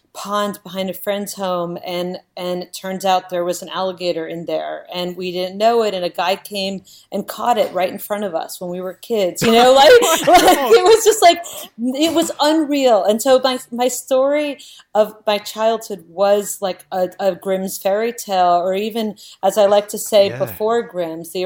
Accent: Miami, Florida, United States; born or raised there; also born or lived in Navajo Reservation; now in New York City, United States

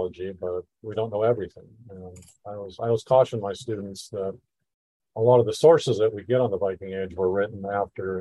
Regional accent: United States; I grew up in the United States

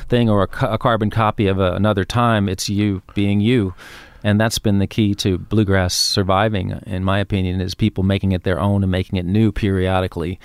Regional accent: New York, United States; also born or lived in Queens; I grew up in Manhattan

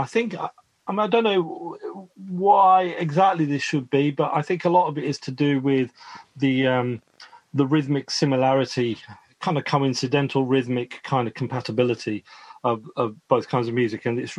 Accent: England, United Kingdom; when I think about growing up in the Midlands and the kind of smoggy industrial sunsets

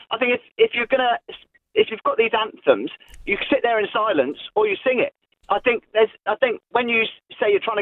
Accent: United Kingdom; I would sing the, the anthem because I'm British.

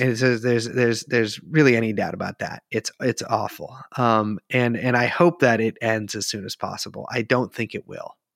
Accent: United States; I am an American

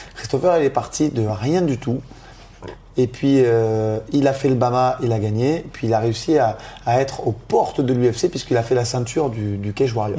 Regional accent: France; étant d'origine italienne, de nationalité française

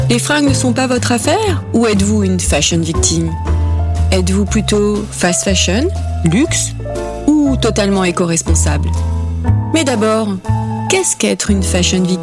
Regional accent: Grand Est, France; Je pense que j'ai toujours voulu faire ça, mais comme je viens de l'Est de la France, je savais pas que j'avais le droit.

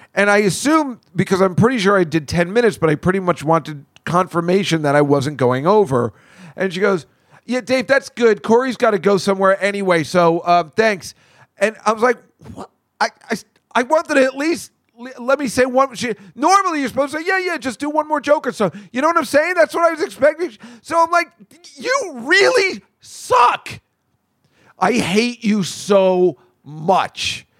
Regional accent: Edison, New Jersey, United States; my hometown has turned into little India

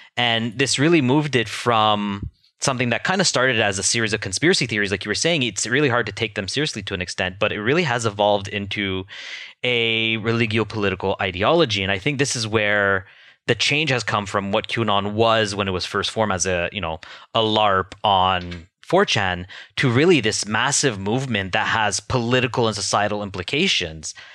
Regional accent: Canada; as a Canadian

